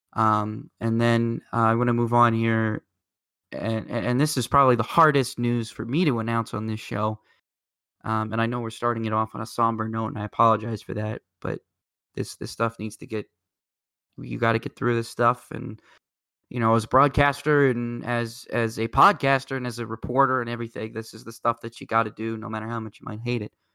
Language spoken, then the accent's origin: English; Indianapolis, Indiana, United States; I'm coming at you from Indianapolis